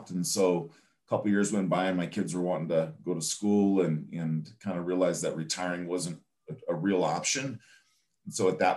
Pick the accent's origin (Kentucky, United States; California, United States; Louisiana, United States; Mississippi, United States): California, United States; even though I was from California, I haven't really done any California purchase business just because all those relationships had gone away.